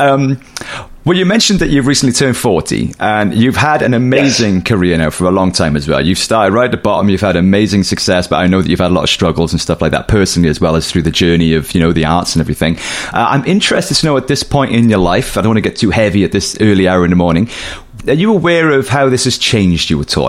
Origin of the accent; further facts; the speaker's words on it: Cardiff, Wales, United Kingdom; that's my hometown